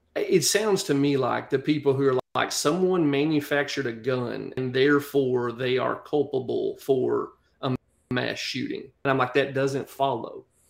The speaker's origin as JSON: {"language": "English", "country": "United States", "accent": "country", "said": "you hear my accent, I'm, I'm country as cornbread"}